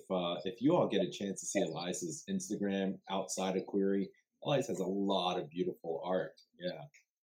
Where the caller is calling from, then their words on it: White Plains, New York, United States; I'm zooming in from White Plains, which is land of the Munsee, Lenape, and Wappinger.